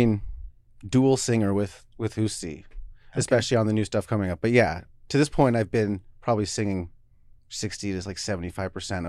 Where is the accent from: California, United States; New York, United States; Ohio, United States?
California, United States; now in Seattle, United States; We've been here for a while, but I'm from California originally.